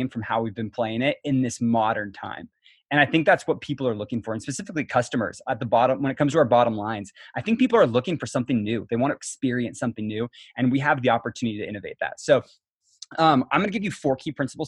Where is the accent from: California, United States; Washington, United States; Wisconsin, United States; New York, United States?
Washington, United States; Kitsap County; I grew up in Kitsap County, so kind of homegrown. I went to North Kitsap High School, and so grew up in the area